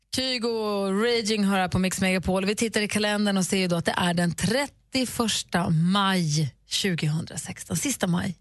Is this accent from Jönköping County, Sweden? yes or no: no; Luleå, Norrbotten County, Sweden; moved away; i Luleå där jag växte upp